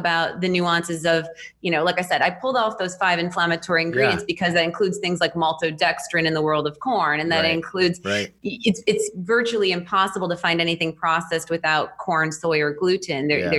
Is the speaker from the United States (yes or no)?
yes; Wisconsin, United States; I'm in Austin, Texas now. Yeah. I've been in Texas for over a decade, but I'm from between Milwaukee and Madison.